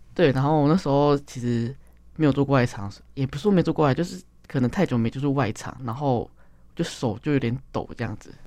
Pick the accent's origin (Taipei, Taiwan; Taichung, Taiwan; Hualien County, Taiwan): Taipei, Taiwan; 我就生在台北